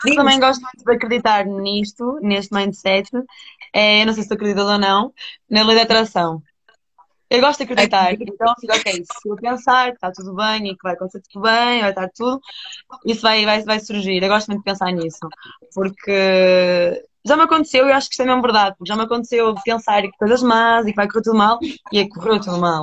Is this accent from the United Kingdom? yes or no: no; Porto, Norte, Portugal; Estou em Portugal, estou no Porto, isto é a minha terra.